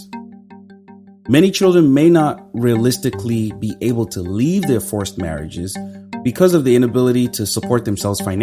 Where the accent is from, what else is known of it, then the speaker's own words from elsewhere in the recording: Nigeria; Growing up in Nigeria